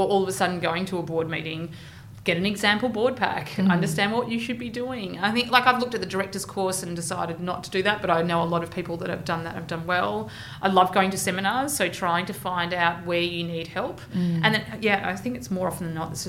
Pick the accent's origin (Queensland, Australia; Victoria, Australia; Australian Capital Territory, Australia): Victoria, Australia; Geelong; now in Melbourne, Australia; I'm from Geelong